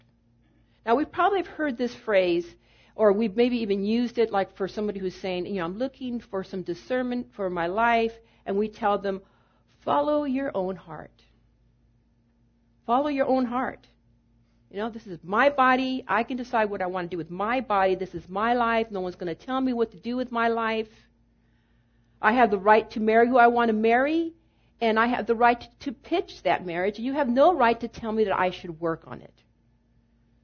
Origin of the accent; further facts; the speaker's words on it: United States; in the 28 years that I have been voting as an American citizen